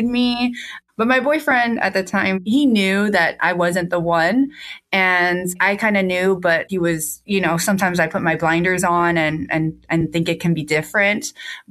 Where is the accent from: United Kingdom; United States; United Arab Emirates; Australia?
United States; moved away as an adult; also born or lived in Charleston, South Carolina / Atlanta, Georgia / Miami; we're originally from New York